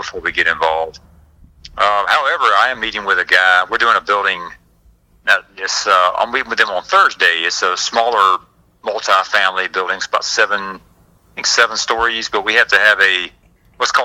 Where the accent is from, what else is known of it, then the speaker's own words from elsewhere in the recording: Forest Park, Georgia, United States; also born or lived in East Cobb, Georgia; I'm from the Forest Park, Clayton County